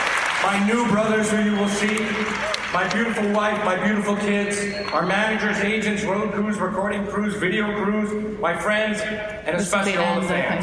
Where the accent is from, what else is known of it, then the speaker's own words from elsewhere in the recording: New Jersey, United States; I am from Jersey.